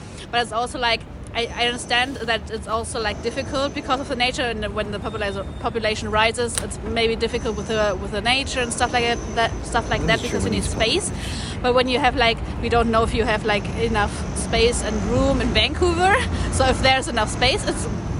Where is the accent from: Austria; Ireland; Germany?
Germany; Berlin; We are from Berlin, so we're like also the capital from Germany.